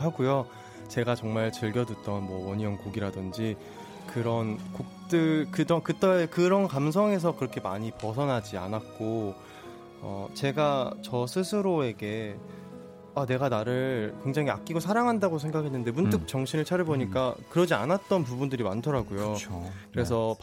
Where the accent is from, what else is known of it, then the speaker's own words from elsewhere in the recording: Gwangju, South Korea; 저는 광주입니다.